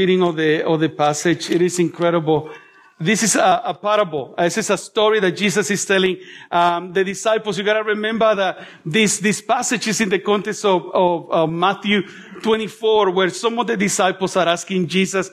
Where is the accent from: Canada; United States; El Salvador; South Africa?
El Salvador; now in Melbourne, Australia; I was born in El Salvador